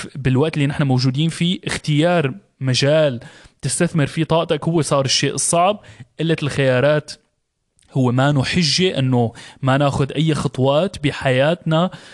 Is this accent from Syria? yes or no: yes; Syria; moved away; انا انا طلعت من من سوريا بلد كان فيها حرب